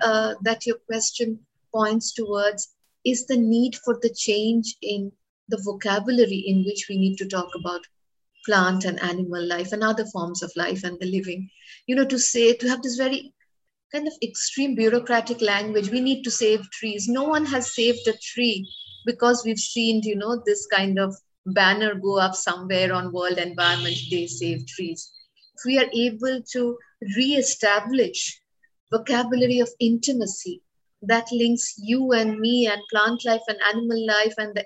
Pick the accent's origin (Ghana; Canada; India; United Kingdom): India; as an Indian woman